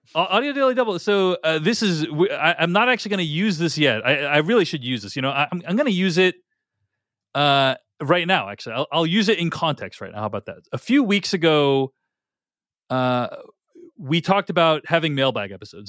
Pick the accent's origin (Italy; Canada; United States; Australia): United States; Boston, Massachusetts; now in Seattle, United States; I grew up in Boston